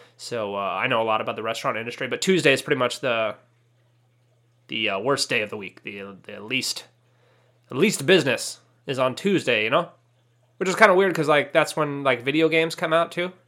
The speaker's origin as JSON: {"language": "English", "region": "California", "country": "United States", "tie": "born or raised there", "said": "I grew up in Mexico. I mean, California"}